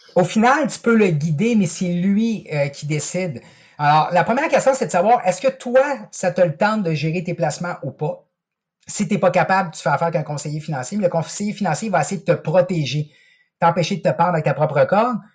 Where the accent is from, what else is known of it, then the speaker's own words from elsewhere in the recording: Quebec City, Quebec, Canada; moi, je suis originaire de Québec